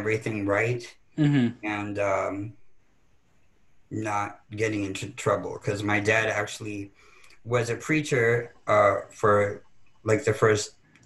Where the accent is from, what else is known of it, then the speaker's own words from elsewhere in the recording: upstate New York, United States; also born or lived in Pennsylvania; I grew up in upstate New York, halfway between Syracuse and Albany.